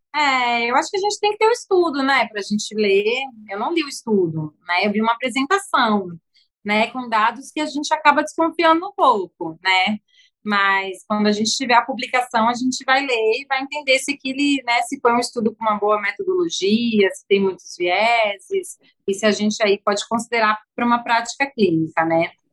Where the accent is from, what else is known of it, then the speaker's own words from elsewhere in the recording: São Paulo, Brazil; now in Rio de Janeiro, Brazil; eu sou paulistana, mas já é minha casa